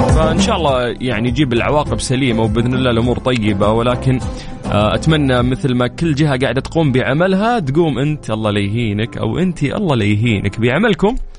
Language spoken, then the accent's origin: Arabic; Saudi Arabia; عندنا في المملكة العربية السعودية